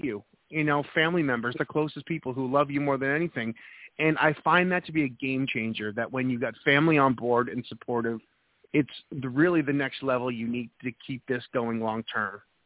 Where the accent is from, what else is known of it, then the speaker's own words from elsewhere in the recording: New Hampshire, United States; moved away; I'm originally from New England, New Hampshire.